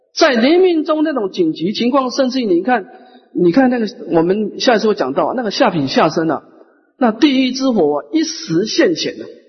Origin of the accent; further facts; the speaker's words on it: Taiwan; 我们台湾人是很有慈悲心的